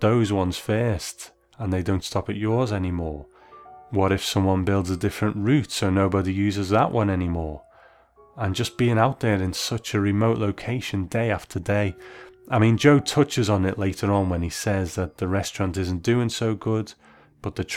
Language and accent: English; United Kingdom; As a Brit